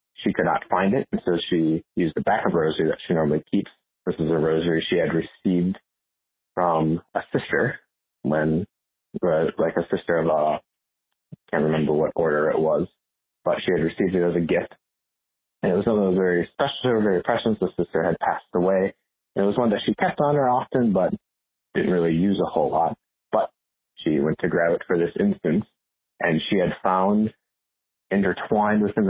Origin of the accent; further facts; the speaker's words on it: Northfield, Minnesota, United States; I hail from Northfield, Minnesota